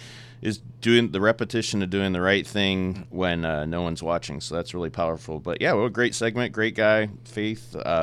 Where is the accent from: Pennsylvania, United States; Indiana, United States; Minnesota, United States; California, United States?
Indiana, United States; South Bend; growing up in South Bend